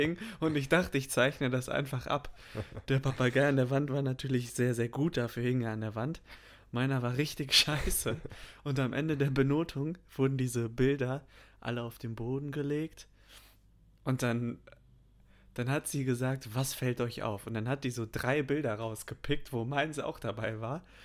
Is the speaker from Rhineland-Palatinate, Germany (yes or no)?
no; North Rhine-Westphalia, Germany; dass ich in NRW zur Schule gegangen bin